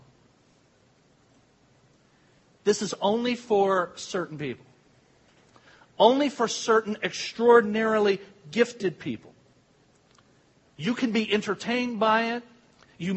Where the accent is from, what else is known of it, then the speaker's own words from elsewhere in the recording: Ecorse, Michigan, United States; I grew up in Ecorse